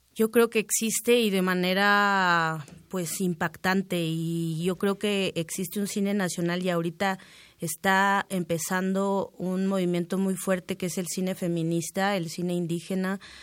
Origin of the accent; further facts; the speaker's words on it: Miahuatlán de Porfirio Díaz, Oaxaca, Mexico; Pues en Miahuatlán, en el barrio chico de Miahuatlán, de Porfirio Díaz, Oaxaca, en la Sierra Sur del Estado, zona zapoteca.